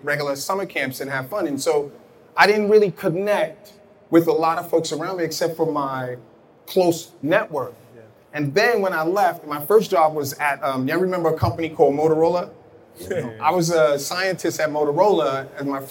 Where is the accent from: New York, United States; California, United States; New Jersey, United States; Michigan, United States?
New York, United States; New York City; growing up in Brooklyn, growing up in Bed-Stuy